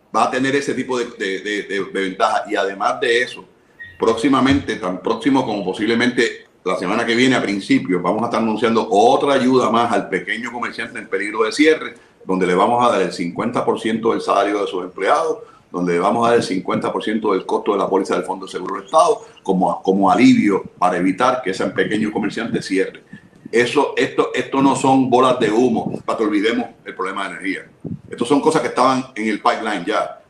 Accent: Puerto Rico; yo soy boricua

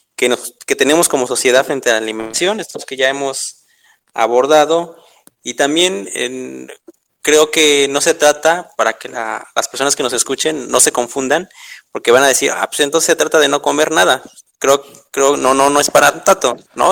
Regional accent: Mexico; somos mexicanos, esa es nuestra identidad.

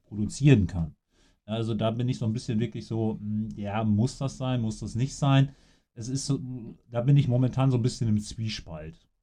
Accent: Coesfeld, North Rhine-Westphalia, Germany; hier bei uns in Coesfeld

